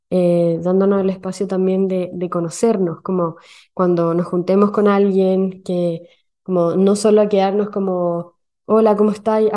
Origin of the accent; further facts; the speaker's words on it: Chile; now in Sweden; yo llegué de Chile a Suecia con, un ritmo de eh, un ritmo social demasiado alto